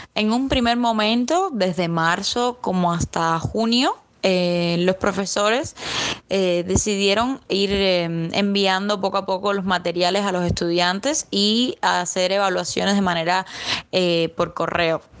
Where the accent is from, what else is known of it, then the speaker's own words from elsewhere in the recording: Havana, Cuba; Yo soy de La Habana